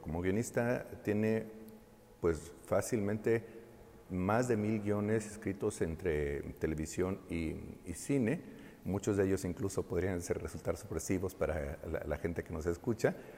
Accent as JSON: {"language": "Spanish", "country": "Mexico", "said": "nuestra esencia como mexicanos"}